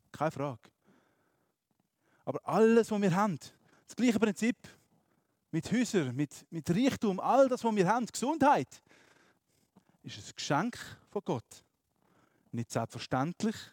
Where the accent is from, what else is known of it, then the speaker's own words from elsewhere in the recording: Graubünden, Switzerland; Ich bin in Graubünden aufgewachsen, wenn ich bin wandern, Berge angeschaut habe, so schön.